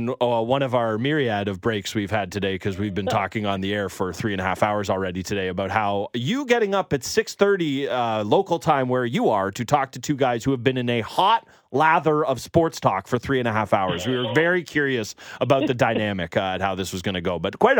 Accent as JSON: {"language": "English", "country": "Canada", "said": "We're also Canadian patriots, mm-hmm. and our beloved Canadian men have just started their game against France."}